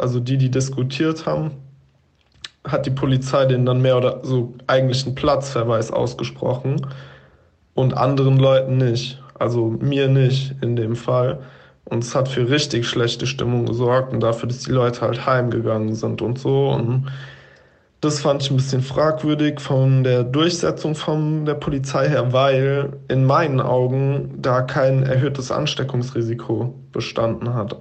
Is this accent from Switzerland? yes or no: no; Frankfurt am Main area, Hesse, Germany; now in Berlin, Germany; ursprünglich komme ich aus Frankfurt am Main beziehungsweise aus dem Umland vom Dorf